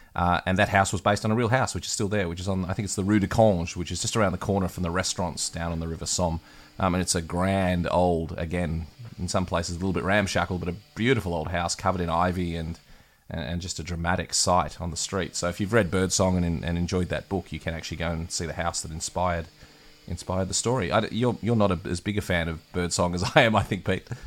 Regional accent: Australia

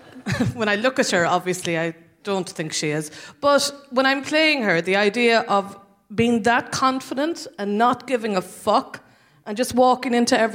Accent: Cork, Munster, Ireland; now in London, United Kingdom; I'm from Cork

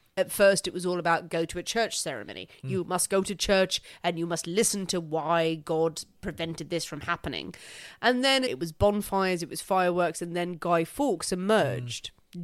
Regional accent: Ireland; now in England; Well, what we did, actually, like living in England as well, but as Irish people, we did bonfires on Halloween.

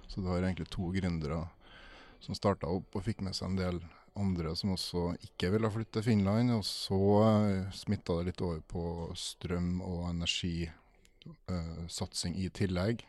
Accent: Trondheim, Trøndelag, Norway; jeg er også fra Trondheim

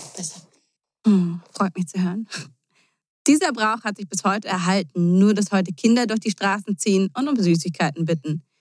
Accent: Germany; bei uns in Deutschland

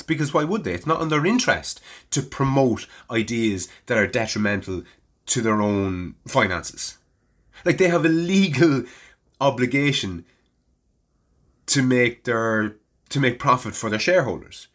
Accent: Navan, Leinster, Ireland; it was my hometown

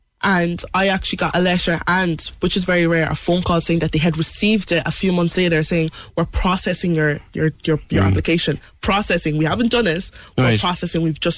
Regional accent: Mallow, Munster, Ireland; also born or lived in Benin City, Nigeria; who grew up in Mallow with all the siblings and the noisy house.

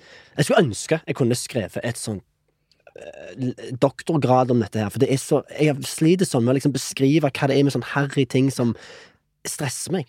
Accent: Norway; moved away as an adult; also born or lived in Canada; jeg som nordmann

